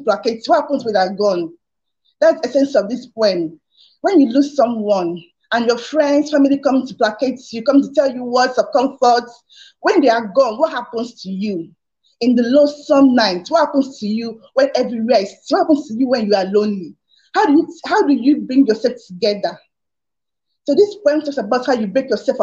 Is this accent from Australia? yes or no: no; Nigeria; I'm from Nigeria.